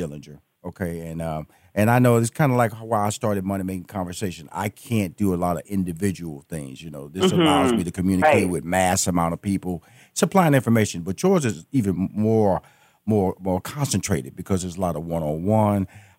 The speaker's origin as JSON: {"language": "English", "town": "Houston", "region": "Texas", "country": "United States", "said": "I'm a Houston, Texas boy"}